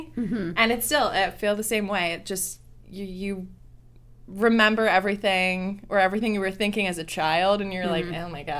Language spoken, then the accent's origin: English; East Coast, United States; I'm from the East Coast